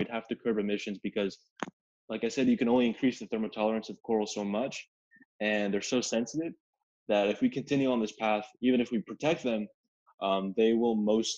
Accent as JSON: {"language": "English", "region": "Connecticut", "country": "United States", "tie": "born there", "said": "Well, look, I was born in Connecticut, and I would go back every summer now and then, and there were horseshoe crabs all along the coastline"}